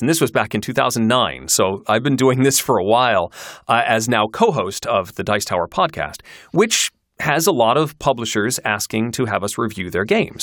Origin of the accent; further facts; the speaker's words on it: Kalamazoo, Michigan, United States; moved away as an adult; also born or lived in Syracuse, New York; I grew up in Kalamazoo, Michigan